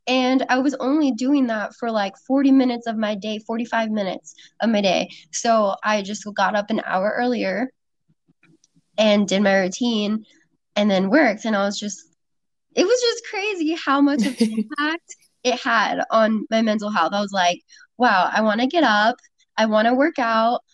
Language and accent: English; Sacramento, California, United States; moved away as an adult; now in San Diego, United States; I moved from Sacramento, where I lived my whole life, all the way to San Diego